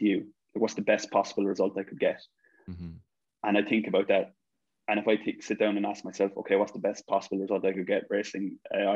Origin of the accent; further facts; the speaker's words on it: Ireland; growing up in Ireland